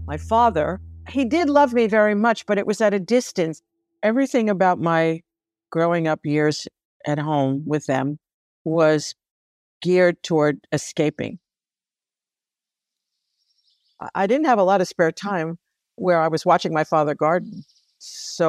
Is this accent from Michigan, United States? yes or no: no; New York City, New York, United States; moved away as an adult; now in High Falls, United States; I was born in the Bronx and then have been in or worked in or studied in every borough except Staten Island